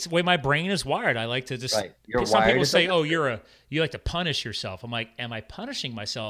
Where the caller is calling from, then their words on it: Allentown, Pennsylvania, United States; Allentown, you're an hour Pennsylvania, north of Philadelphia. Eastern time.